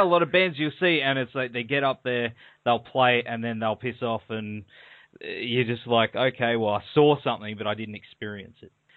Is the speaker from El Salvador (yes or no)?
no; Australia; accent: Australian